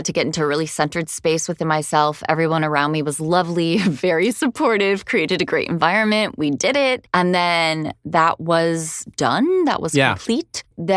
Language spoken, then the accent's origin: English; Miami, Florida, United States; Yeah, I grew up in Miami.